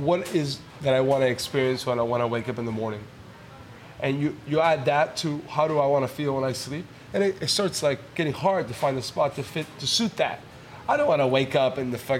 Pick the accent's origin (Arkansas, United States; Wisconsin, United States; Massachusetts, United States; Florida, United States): Florida, United States; Miami; I'm Cuban, and I was raised in Miami.